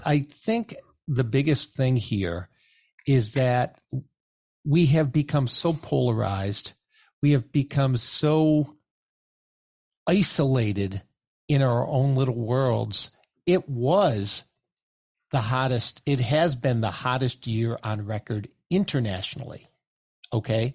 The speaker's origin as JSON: {"language": "English", "region": "Northeast", "country": "United States", "tie": "born or raised there", "said": "I grew up in the Northeast"}